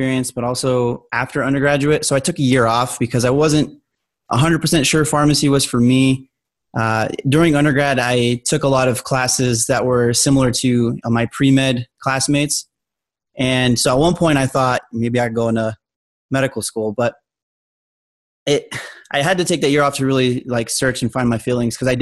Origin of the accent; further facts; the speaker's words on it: Albuquerque, New Mexico, United States; moved away as an adult; also born or lived in Colorado; I'm originally from Albuquerque, New Mexico